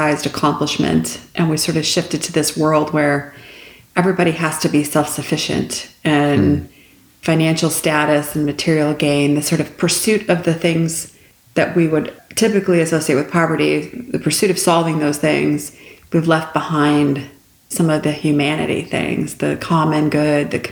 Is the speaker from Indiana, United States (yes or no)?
no; Detroit, Michigan, United States; also born or lived in Canada; I'm from Canada originally. I grew up in Detroit